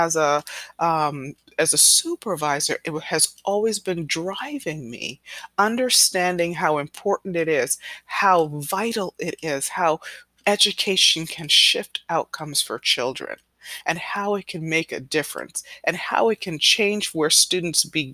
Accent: New York, United States; I was born here in New York, so I was born as a U.S. citizen

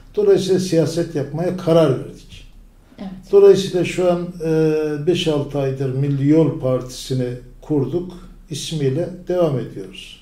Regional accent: Tortum, Erzurum, Turkey; moved away as an adult; now in İzmir, Turkey; bin dokuz yüz elli sekiz, e, Erzurum doğumluyum. Erzurum

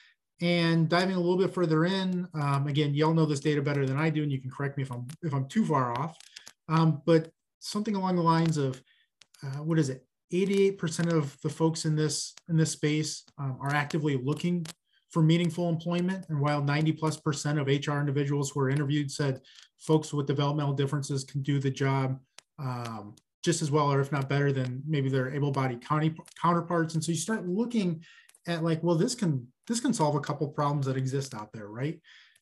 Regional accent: Midwest, United States; I'm from the Midwest

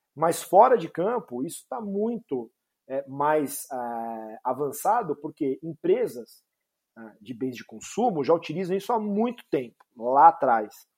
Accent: São Paulo, Brazil; eu sou de São Paulo

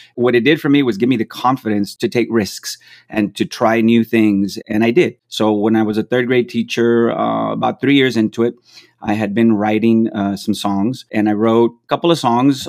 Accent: McAllen, Texas, United States; moved away as an adult; also born or lived in Florida; I was born and raised in McAllen, Texas

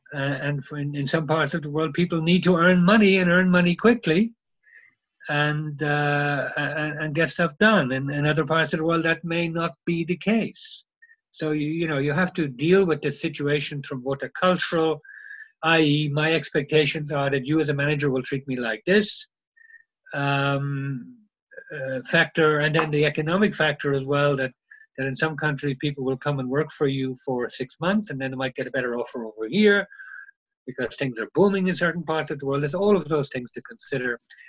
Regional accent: Germany; because I come from Germany and we always get there on time.

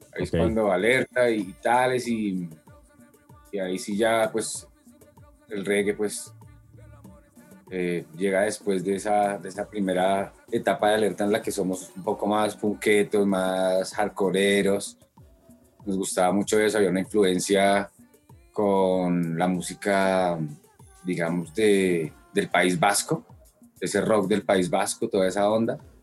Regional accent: Bogotá, Colombia; yo soy de Bogotá. Ajá. Eh, nací en el 76 barrio normal de Bogotá

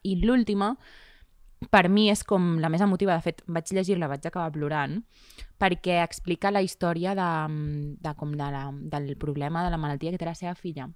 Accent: Riells, Catalonia, Spain; El meu poble, a Riells

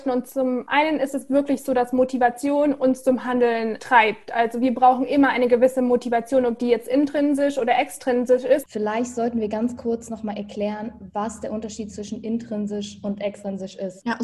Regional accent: Munich, Bavaria, Germany; ich bin ursprünglich aus München, habe aber mein Herz an die Welt verloren

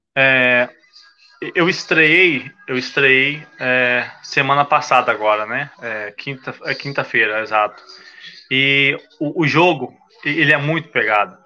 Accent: Cariacica, Espírito Santo, Brazil; moved away as an adult; also born or lived in Vitória, Espírito Santo / Portugal; now in Belgium; em Cariacica, onde eu cresci, nasci

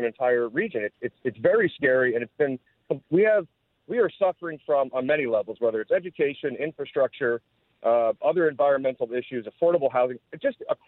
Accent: New Jersey, United States; now in Miami, United States; I was born and raised in New Jersey

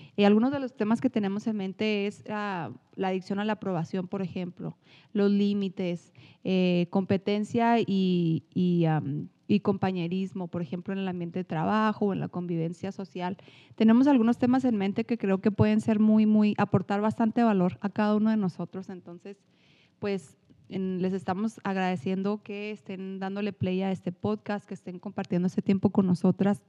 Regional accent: Chihuahua, Mexico; accent: norteño; soy mexicana, soy de Chihuahua

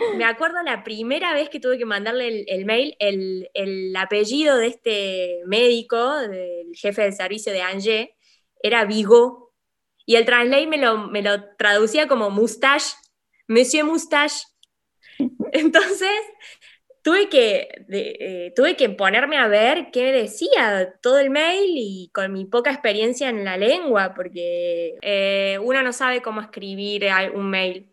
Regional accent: La Rioja, Argentina; moved away as an adult; also born or lived in Córdoba, Argentina; now in Nîmes, France; soy médica argentina, nacida en La Rioja

